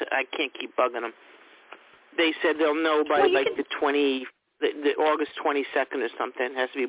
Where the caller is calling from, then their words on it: New York, United States; Long Island.